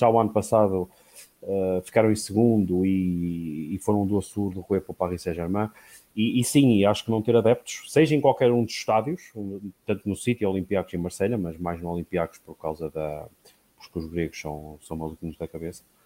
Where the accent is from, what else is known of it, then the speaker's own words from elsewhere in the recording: Portugal; sendo português